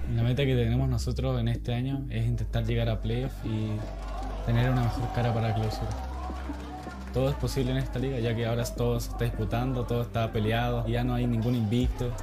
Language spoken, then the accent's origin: Spanish; Arica, Arica y Parinacota, Chile; moved away; Nací en Chile de Arica